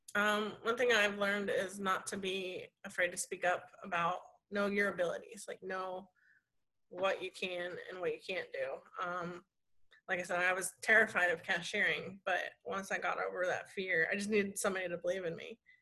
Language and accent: English; Columbus, Ohio, United States; moved away as an adult; also born or lived in Florida; I was born and raised in Columbus, Ohio